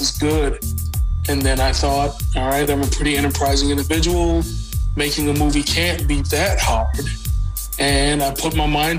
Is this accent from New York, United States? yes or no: no; Minneapolis, Minnesota, United States; I was from Minneapolis